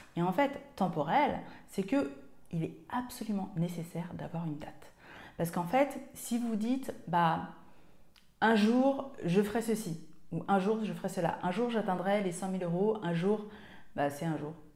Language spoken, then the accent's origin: French; Martinique; moved away; also born or lived in Seine-et-Marne; Je suis originaire de Martinique